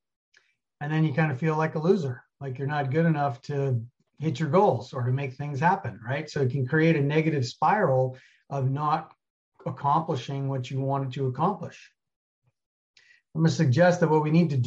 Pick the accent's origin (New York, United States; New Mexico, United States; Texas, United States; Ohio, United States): New York, United States; New York City; moved away as an adult; also born or lived in Colorado / Alaska; I grew up in New York City, 1984, went to Colorado